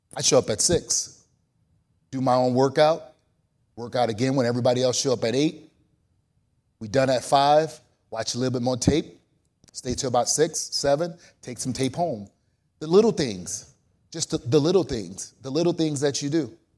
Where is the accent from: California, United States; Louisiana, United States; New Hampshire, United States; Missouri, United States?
Louisiana, United States; New Orleans; I'm from New Orleans